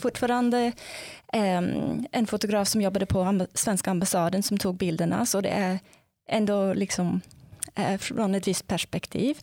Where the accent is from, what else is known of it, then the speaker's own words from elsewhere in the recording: South Africa; Swedish is a second language; moved away as an adult; now in Sweden; jag kommer ursprungligen från Sydafrika och ehm, ja, jag flyttade hit till Sverige som masterstudent från början